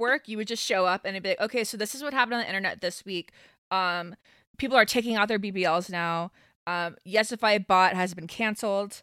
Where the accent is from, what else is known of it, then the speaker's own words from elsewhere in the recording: Pace, Florida, United States; now in Atlanta, United States; I'm from Pace. I went to Pace High School.